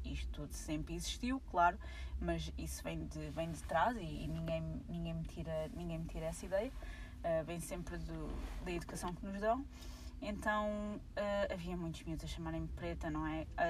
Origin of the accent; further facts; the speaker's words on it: Portugal; eu sou portuguesa, nasci cá, uh, fui nascida e criada cá